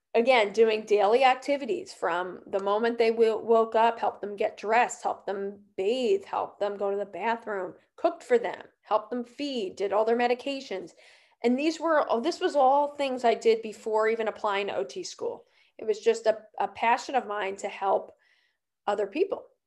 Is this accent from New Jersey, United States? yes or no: yes; New Jersey, United States; I grew up um I grew up in New Jersey and still live here